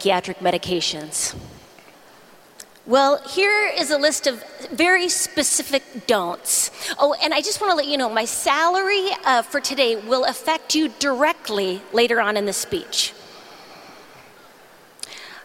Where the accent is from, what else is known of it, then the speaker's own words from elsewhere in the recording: Duluth, Minnesota, United States; moved away; I'm still from Duluth